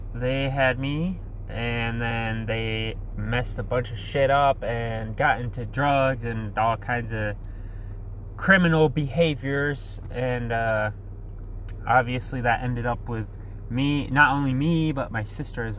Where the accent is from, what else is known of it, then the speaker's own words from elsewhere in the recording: Muskegon, Michigan, United States; I am from Muskegon, Michigan. I've been born and raised here.